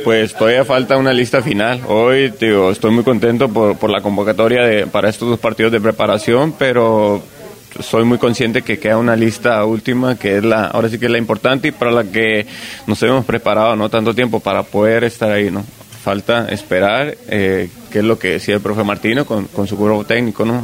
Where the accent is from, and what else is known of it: Mexico